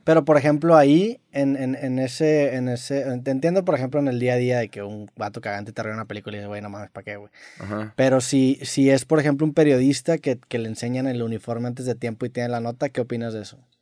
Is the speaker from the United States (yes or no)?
no; Mexico; todos como mexicanos y como latinoamericanos